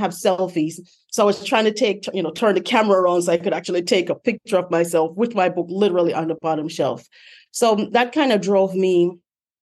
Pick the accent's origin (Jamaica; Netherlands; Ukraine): Jamaica; Montego Bay, Saint James; moved away as an adult; now in United States; I'm from Montego Bay, Jamaica